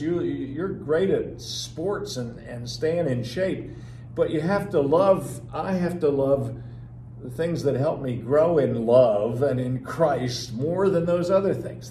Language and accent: English; New Jersey, United States; I'm from New Jersey